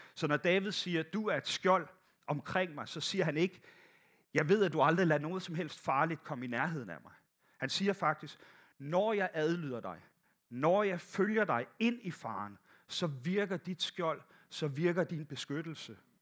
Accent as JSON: {"language": "Danish", "area": "Bornholm", "region": "Capital Region of Denmark", "country": "Denmark", "moved": "yes", "said": "Jeg kommer fra Bornholm, der gik, der gik alting lidt langsommere"}